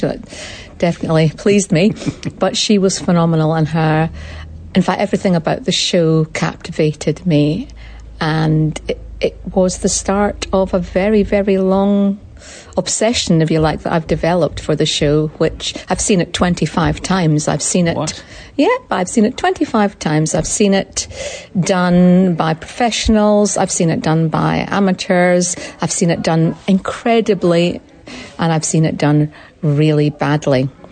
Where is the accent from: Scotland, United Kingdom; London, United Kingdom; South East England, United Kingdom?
Scotland, United Kingdom; now in New Zealand; I'm a Scottish woman